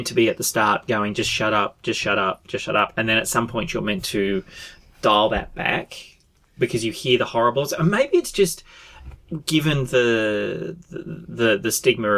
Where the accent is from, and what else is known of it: Australia